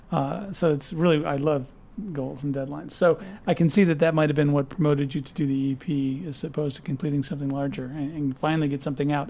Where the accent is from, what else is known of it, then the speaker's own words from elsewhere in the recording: Peoria, Illinois, United States; moved away as an adult; I'm from Peoria.